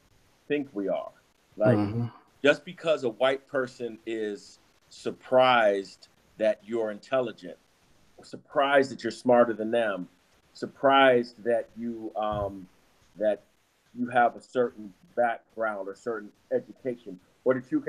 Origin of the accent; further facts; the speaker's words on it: New York City, New York, United States; I'm from New York City